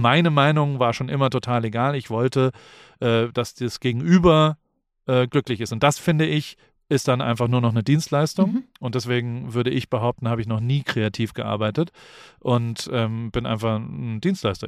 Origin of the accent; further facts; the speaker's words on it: Heidelberg, Baden-Württemberg, Germany; moved away; der in Heidelberg groß geworden ist, in, in Neuenheim aufgewachsen ist